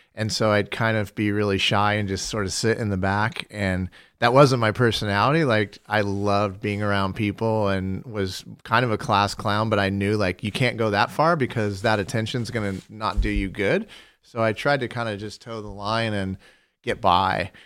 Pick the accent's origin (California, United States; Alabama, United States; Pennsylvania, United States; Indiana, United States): California, United States; Fullerton; I was born in Fullerton, California, and I lived across the street from Cal State Fullerton.